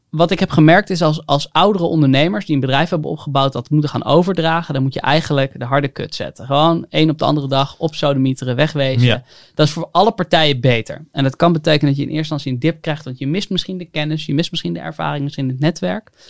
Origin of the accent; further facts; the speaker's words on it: Haarlem, North Holland, Netherlands; moved away as an adult; also born or lived in Hengelo; ik kom uit Haarlem, ik ben 27